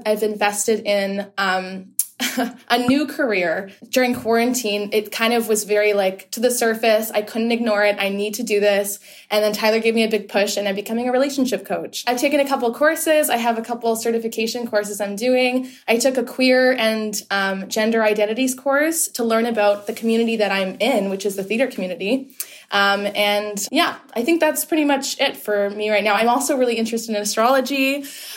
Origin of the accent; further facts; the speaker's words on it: Whitby, Ontario, Canada; I am a person from Whitby, Ontario. So I'm from Ontario.